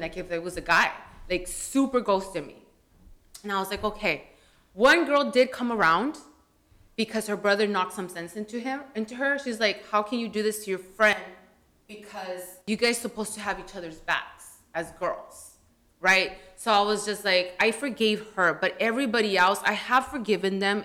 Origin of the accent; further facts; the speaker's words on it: California, United States; also born or lived in Washington; as a Chicana, we don't let ourselves, like, we're from Cali.